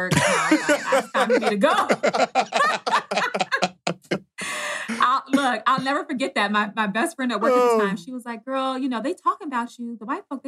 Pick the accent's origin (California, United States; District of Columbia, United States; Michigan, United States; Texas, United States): District of Columbia, United States; Washington; I grew up in D.C., Southeast D.C.